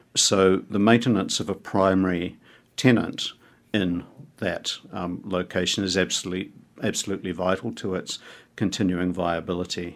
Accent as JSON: {"language": "English", "town": "Dunedin", "region": "Otago", "country": "New Zealand", "tie": "born or raised there", "lives_now": "Wellington, New Zealand", "said": "When I was growing up in Dunedin"}